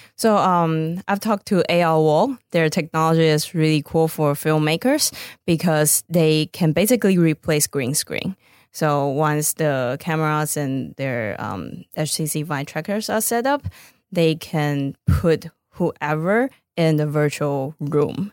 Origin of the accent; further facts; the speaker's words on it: Taiwan; moved away as an adult; also born or lived in Boston; now in Los Angeles, United States; back in my home country, Taiwan